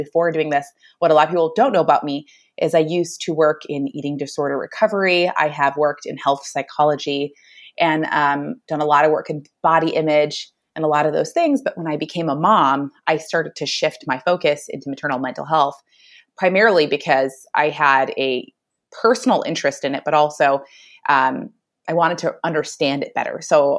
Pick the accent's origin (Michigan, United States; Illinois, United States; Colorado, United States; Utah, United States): Michigan, United States; moved away as an adult; also born or lived in Arizona; now in Phoenix area, Arizona, United States; I am originally from Michigan, but I currently live in Arizona. And I met my husband back in Michigan.